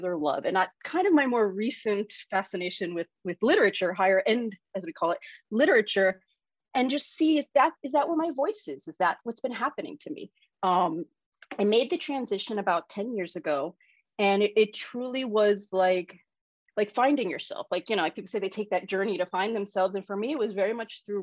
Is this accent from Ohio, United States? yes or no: no; New York City, New York, United States; I grew up in New York City